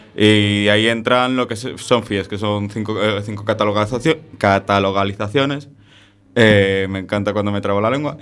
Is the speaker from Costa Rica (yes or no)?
no; Madrid, Community of Madrid, Spain; yo soy de un barrio sur de Madrid